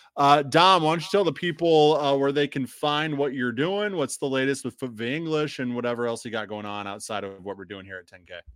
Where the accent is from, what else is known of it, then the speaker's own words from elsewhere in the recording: Illinois, United States; moved away; I'm from Illinois